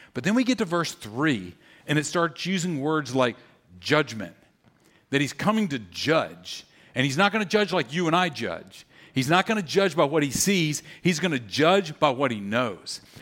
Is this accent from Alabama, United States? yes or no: no; Louisiana, United States; I grew up in Louisiana